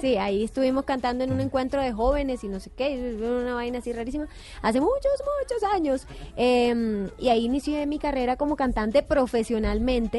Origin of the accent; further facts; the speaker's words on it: Montería, Córdoba, Colombia; en Montería, en mi tierra